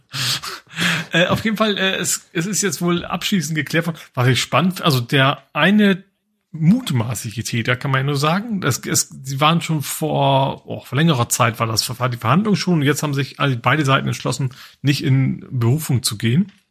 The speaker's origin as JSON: {"language": "German", "town": "Lohne", "region": "Lower Saxony", "country": "Germany", "said": "Also, also wo ich herkomme aus Lohne, da hatten wir eine französische"}